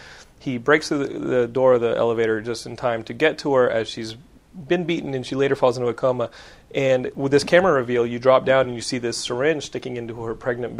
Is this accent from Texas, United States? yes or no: yes; Austin, Texas, United States; South by Southwest. That's my hometown.